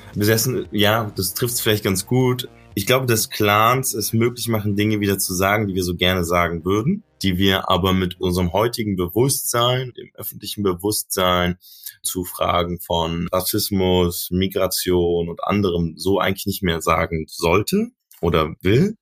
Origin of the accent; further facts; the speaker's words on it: Berlin, Germany; Ich bin ja in Neukölln groß geworden